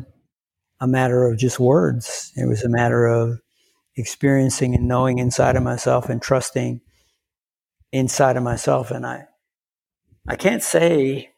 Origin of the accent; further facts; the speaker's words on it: Lafayette, Louisiana, United States; I grew up in South Louisiana